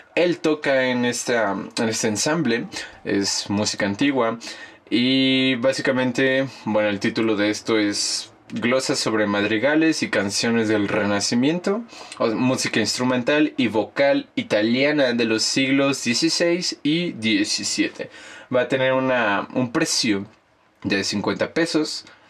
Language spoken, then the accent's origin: Spanish; Mexico; also born or lived in Mexico City; nosotros, como los mexicanos